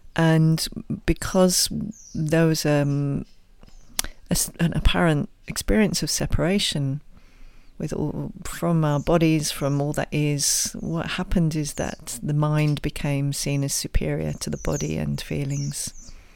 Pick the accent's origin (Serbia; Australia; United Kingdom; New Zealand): United Kingdom; England; my own background, as you can probably tell from my, my accent, is originally England